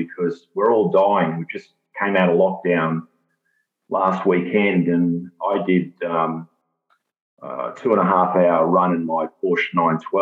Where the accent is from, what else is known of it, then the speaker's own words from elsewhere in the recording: Brisbane, Queensland, Australia; I grew up in Brisbane